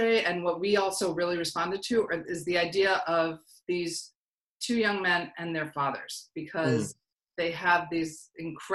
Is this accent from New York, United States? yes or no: yes; New York, United States; I grew up in New York